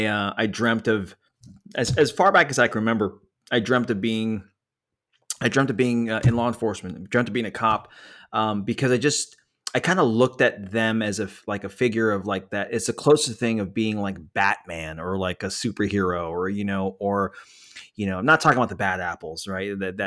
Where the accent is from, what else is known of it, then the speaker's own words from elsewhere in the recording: San Francisco Bay Area, California, United States; by the way, I'm from the San Francisco Bay Area, born and raised.